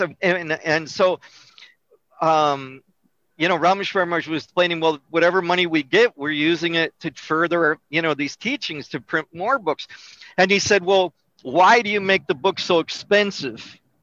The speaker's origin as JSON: {"language": "English", "town": "Melrose Park", "region": "Illinois", "country": "United States", "tie": "born or raised there", "said": "I was born in Melrose Park, which is a suburb of Chicago"}